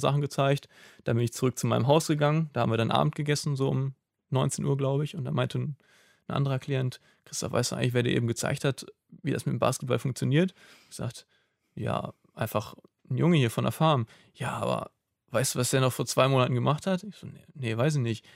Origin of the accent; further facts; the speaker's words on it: Germany; als Deutscher